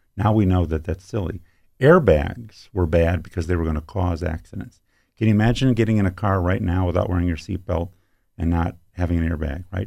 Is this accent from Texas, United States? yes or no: no; Ann Arbor, Michigan, United States; also born or lived in Petoskey, Michigan / Bay Shore, Michigan; I grew up in Ann Arbor